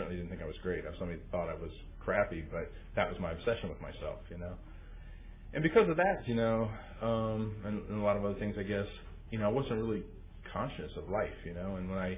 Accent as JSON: {"language": "English", "region": "East Coast", "country": "United States", "tie": "born or raised there", "also_born_or_lived": "Washington, D.C.", "said": "I grew up on the East Coast, and I came into OA my first few years on the East Coast in Washington, D.C. area. I'm the youngest of seven kids."}